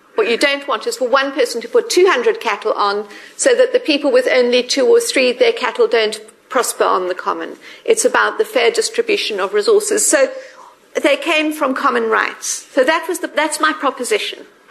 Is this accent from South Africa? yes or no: yes; South Africa; moved away as an adult; now in United Kingdom; I'm South African.